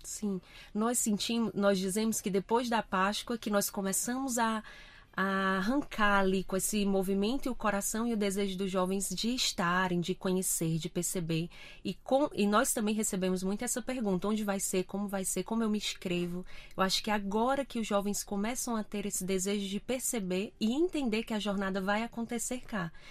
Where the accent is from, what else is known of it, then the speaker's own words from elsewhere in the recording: Fortaleza, Ceará, Brazil; moved away as an adult; now in Portugal; Sou natural do Brasil, de Fortaleza